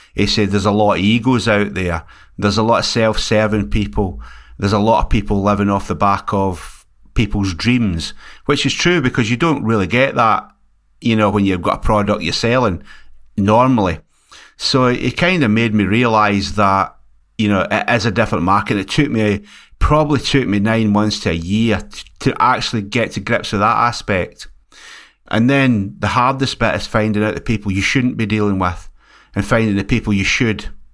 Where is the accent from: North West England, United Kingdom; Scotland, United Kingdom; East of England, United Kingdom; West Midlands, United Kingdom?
Scotland, United Kingdom; also born or lived in West Yorkshire; now in Liverpool, United Kingdom; here in Scotland where I come from